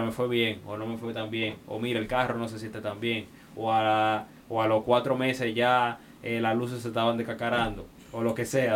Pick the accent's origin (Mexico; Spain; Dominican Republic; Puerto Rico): Dominican Republic